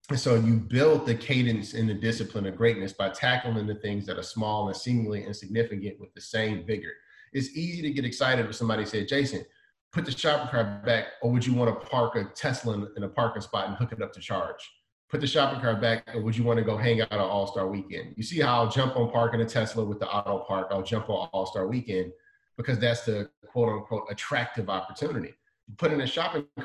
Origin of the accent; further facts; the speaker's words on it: Chicago, Illinois, United States; I didn't like the cold weather growing up in Chicago